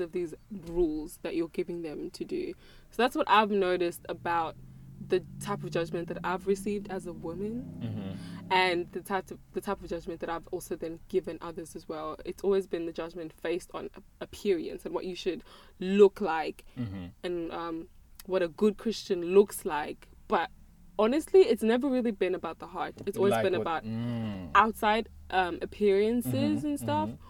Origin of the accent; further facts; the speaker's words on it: South Africa; now in Australia; I grew up in South Africa, which is, you know, cultural, very, very cultural, from a very cultural background. And I came to Australia